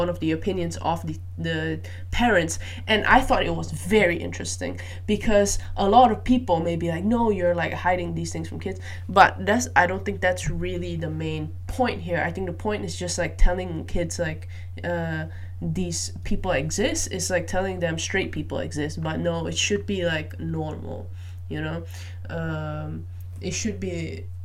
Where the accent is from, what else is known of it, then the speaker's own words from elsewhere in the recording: Malaysia; moved away; I grew up in Malaysia